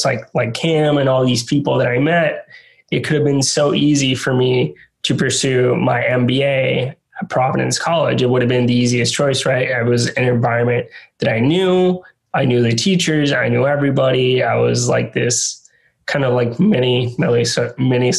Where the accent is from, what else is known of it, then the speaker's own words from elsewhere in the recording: San Juan, Puerto Rico; moved away as an adult; also born or lived in Rhode Island; being born and raised in San Juan, Puerto Rico, going to college in Rhode Island